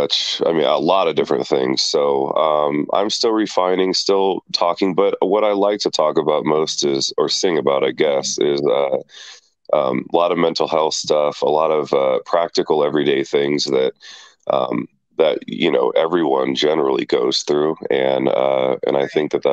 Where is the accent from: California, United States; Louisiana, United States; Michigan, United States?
California, United States; I'm from Cali, good old California